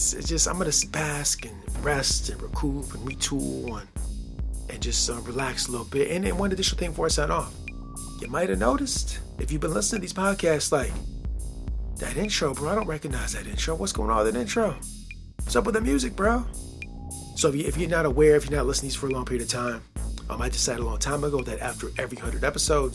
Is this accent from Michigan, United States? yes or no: yes; Michigan, United States; I grew up here, the culture, and I was raised in the Midwest, state of Michigan